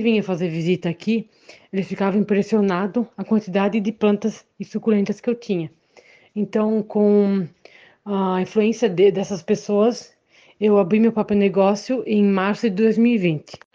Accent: Benedito Novo, Santa Catarina, Brazil; sou de Benedito Novo

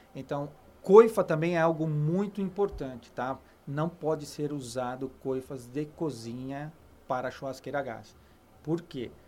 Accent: Brazil; sou do Brasil

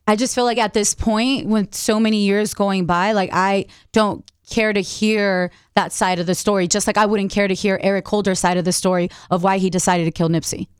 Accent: Long Beach, California, United States; I'm from L A, I'm from Long Beach

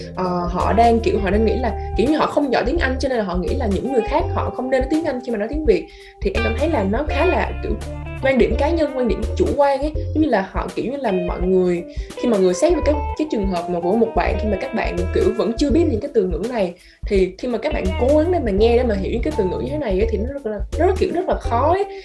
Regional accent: Vietnam; first language Vietnamese; sinh ra ở việt nam mà muốn nói chuyện lớn lên cũng nói bằng tiếng việt nam nè tiếng mẹ đẻ

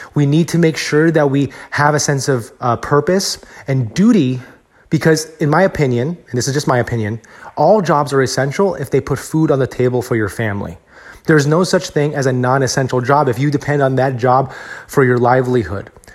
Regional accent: Texas, United States; I'm from Texas, where I'm very fortunate to be in a state where the economy is very strong here as well

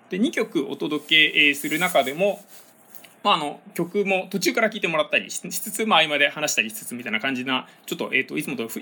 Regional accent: Tama, Tokyo, Japan; moved away as an adult; also born or lived in Sendai, Miyagi; 私はあの多摩出身なんですけども大学生活はあの東北の仙台で過ごしました

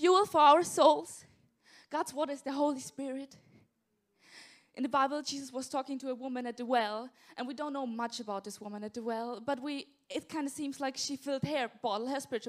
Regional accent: south of Austria, Austria; English is a second language; moved away as an adult; now in England; in Austria, I grew up in the south of Austria, and then we moved when I was about 12 years old to the east of Austria

